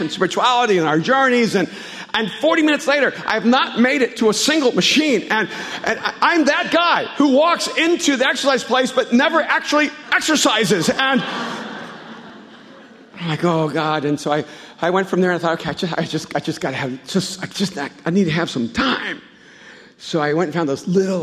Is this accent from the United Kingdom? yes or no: no; El Salvador; moved away